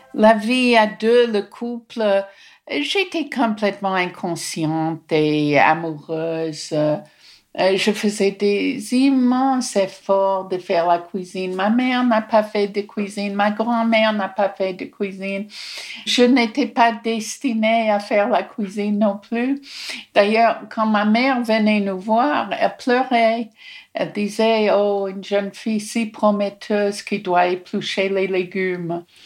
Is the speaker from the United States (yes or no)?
yes; Newark, New Jersey, United States; French is a second language; moved away as an adult; also born or lived in France; now in Nice, France; Je suis née à Newark, dans le New Jersey